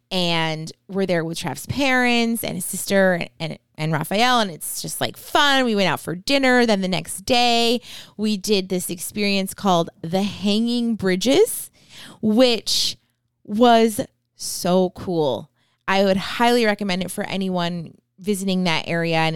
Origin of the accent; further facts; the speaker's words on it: New Hampshire, United States; born there; But yeah, I mean, I was born in New Hampshire. I have tons of family there.